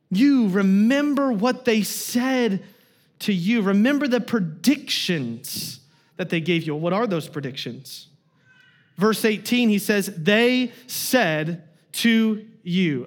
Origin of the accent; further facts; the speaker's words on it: Kansas, United States; moved away; I'm from Kansas